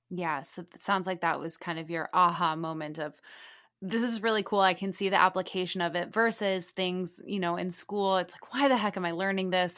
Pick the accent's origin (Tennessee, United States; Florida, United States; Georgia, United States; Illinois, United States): Illinois, United States; Lake Forest; now in Miami, United States; I'm from Chicagoland area as well, Lake Forest.